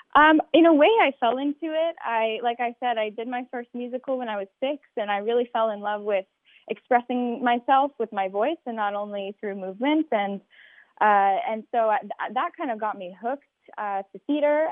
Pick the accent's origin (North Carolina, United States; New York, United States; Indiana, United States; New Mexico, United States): New Mexico, United States; Albuquerque; I'm from Albuquerque, New Mexico.